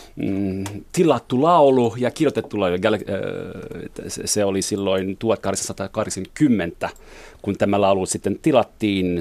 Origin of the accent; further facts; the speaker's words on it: Montreal, Quebec, Canada; first language French; Finnish is a second language; moved away as an adult; also born or lived in Jyväskylä; now in Finland; Mä olen ranskankielinen, mutta äh, kasvoin englanninkielisessä ympäristössä Montrealissa